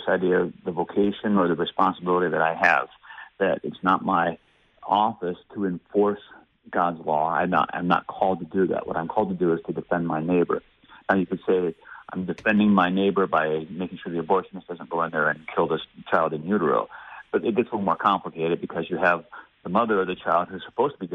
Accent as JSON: {"language": "English", "country": "United States", "said": "as an American"}